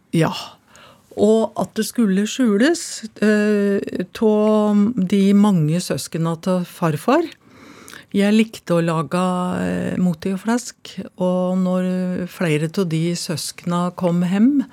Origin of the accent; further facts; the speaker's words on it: Finnskogen, Innlandet, Norway; da jeg kom på reallinja på Kongsvinger gymnas, så ble jeg kalt innavle og dum når det presenterte meg som at jeg kom ifra Finnskogen